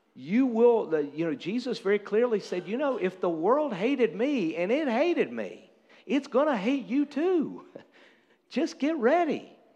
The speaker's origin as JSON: {"language": "English", "country": "United States"}